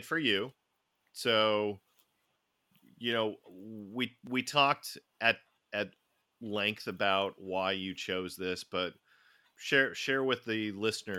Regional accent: United States; I'm so American.

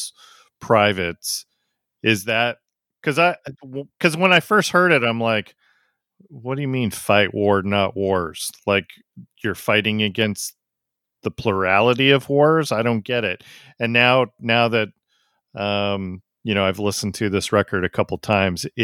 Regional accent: United States; I'm from America

